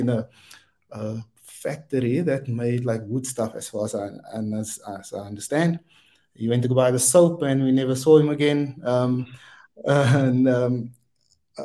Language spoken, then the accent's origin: English; Wellington, Western Cape, South Africa; I'm from Wellington, out in the Boland. I was born and bred there and went to the local high school there